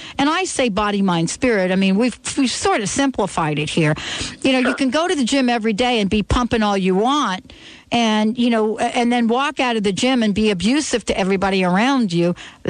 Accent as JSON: {"language": "English", "region": "New York", "country": "United States", "tie": "born or raised there", "said": "I grew up in New York"}